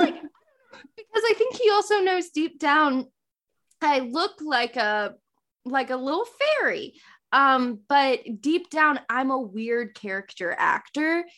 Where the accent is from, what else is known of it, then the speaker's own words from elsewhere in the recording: the South, United States; accent: Southern; my Southern accent